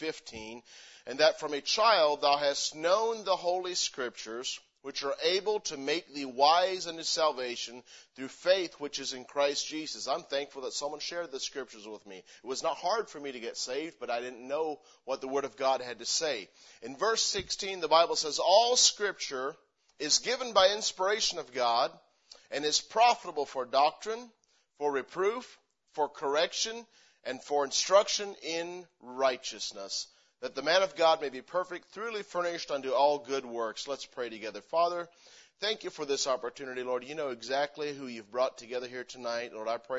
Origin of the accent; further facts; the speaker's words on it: Missouri, United States; moved away as an adult; also born or lived in Pennsylvania; now in Spokane, United States; I grew up in Missouri because that's where most of my memories are from